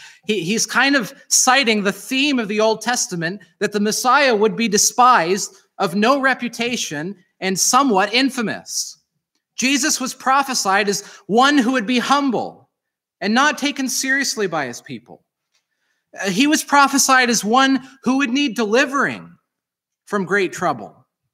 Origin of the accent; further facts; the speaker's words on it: Ira, Vermont, United States; I like living in Ira, but if I tell someone in New York City that I'm from Ira, Vermont, what are they going to say? Where's that?